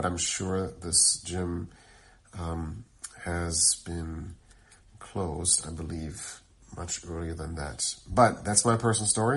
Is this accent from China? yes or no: no; Germany; moved away; I'm from Germany. Back then, I still lived in Germany